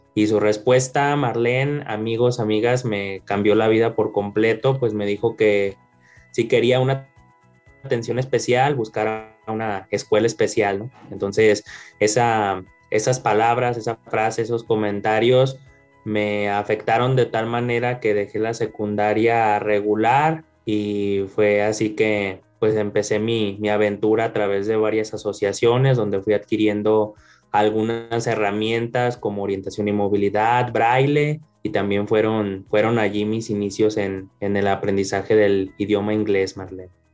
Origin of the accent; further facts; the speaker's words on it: León, Guanajuato, Mexico; nací acá en León, Guanajuato